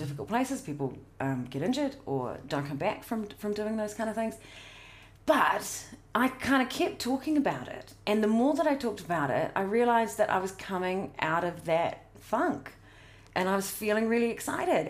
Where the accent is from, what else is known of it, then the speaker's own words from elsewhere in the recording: South Otago, New Zealand; I grew up in South Otago